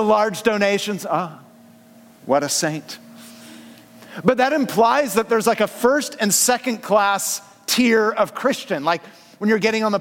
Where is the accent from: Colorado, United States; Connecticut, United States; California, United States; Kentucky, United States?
California, United States; San Francisco Bay Area; born or raised there; moved away as an adult; now in Southern California, United States